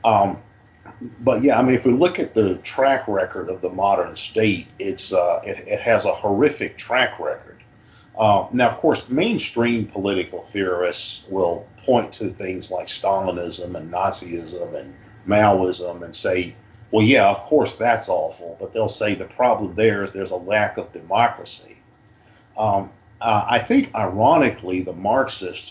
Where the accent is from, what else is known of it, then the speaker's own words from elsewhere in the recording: United States; I'm an American and I live in this large state that's a continent-wide